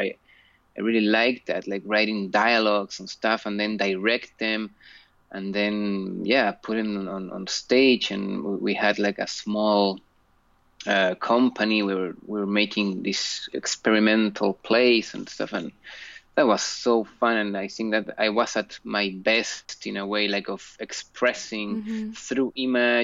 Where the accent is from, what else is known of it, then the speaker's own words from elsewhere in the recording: Chile; I was born in Chile.